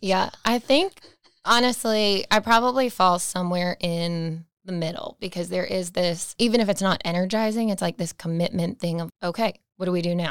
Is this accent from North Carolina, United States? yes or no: yes; Raleigh, North Carolina, United States; I am from Raleigh, born and raised. I've been here my whole life.